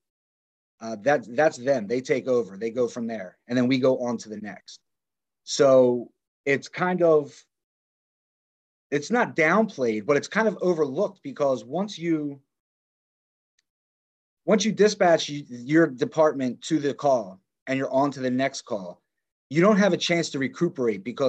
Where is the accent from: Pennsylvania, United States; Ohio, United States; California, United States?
Pennsylvania, United States; Philadelphia, Montgomery Counties; Born and raised Philadelphia, Montgomery Counties